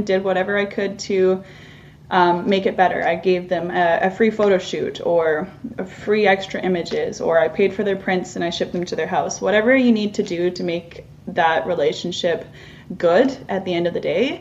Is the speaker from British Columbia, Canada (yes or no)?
yes; near Whistler, British Columbia, Canada; I'm First Nations from, as I mentioned earlier, from near Whistler